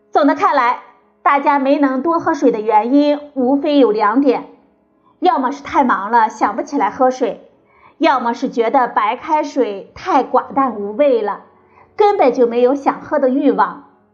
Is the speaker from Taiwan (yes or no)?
no; China; 我们中国人呢，喜欢喝热水，觉得热水可以养生